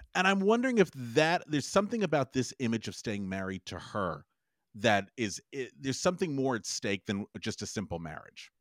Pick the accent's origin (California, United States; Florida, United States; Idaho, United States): California, United States; Los Angeles; I grew up in Los Angeles